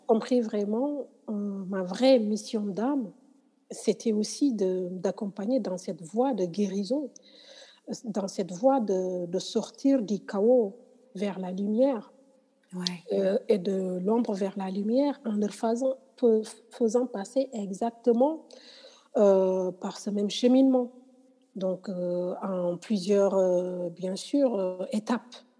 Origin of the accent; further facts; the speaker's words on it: Senegal; je suis sénégalaise